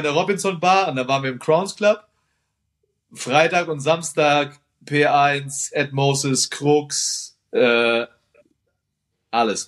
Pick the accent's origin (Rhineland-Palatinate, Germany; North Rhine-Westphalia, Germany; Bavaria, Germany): Bavaria, Germany; Nuremberg; für mich als Nürnberger